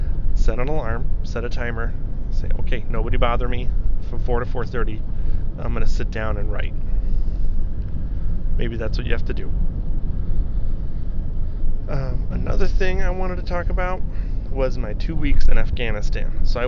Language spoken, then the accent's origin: English; Italy; I'd only ever been, like I said, I grew up in Europe, in Italy.